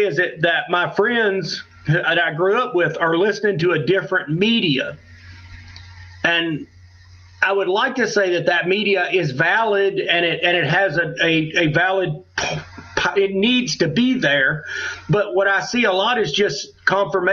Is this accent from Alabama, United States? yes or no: yes; Alabama, United States; moved away; And I grew up in Alabama, and I have a lot of ties there still